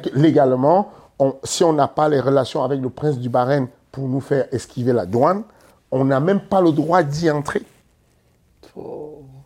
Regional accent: Cameroon; nous, les Camerounais

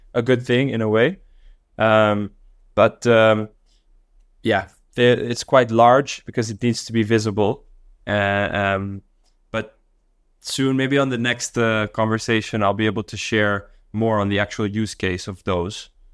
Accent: Dar es Salaam, Tanzania; also born or lived in Netherlands / Mexico City; now in Singapore; I grew up in Dar es Salaam in Tanzania

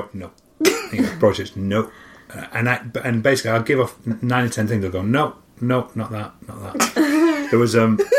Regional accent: Barnsley, Yorkshire and the Humber, United Kingdom; moved away; also born or lived in London; I was a kid from Barnsley, middle of nowhere.

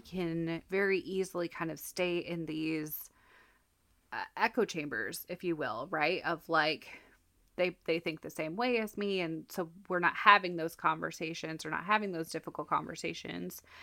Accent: Colorado, United States; also born or lived in Texas; now in Minnesota, United States; I grew up in Colorado, lived in Texas for a while, and now I'm in Minnesota

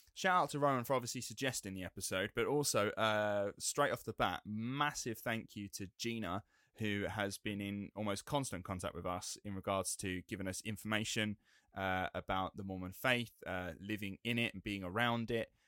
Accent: England, United Kingdom; being English

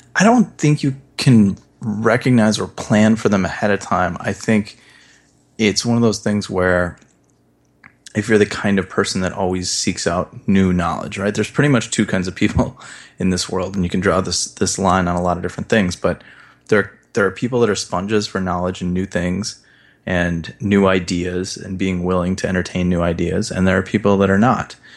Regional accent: Midwest, United States; I grew up in the Midwest.

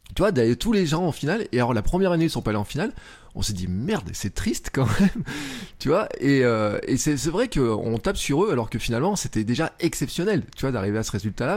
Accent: Clermont-Ferrand, Auvergne-Rhône-Alpes, France; moi je suis à Clermont et à Clermont euh, quand j'étais gamin je jouais à l'ASM au foot

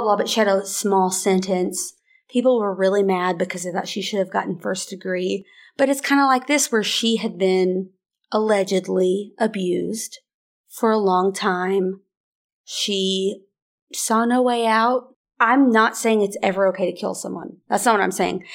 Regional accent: small town Arkansas, United States; born or raised there

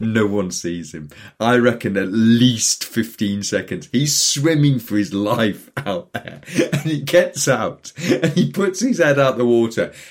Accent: Newcastle upon Tyne, North East England, United Kingdom; moved away; I grew up in Newcastle. Now, Newcastle's on the North Sea

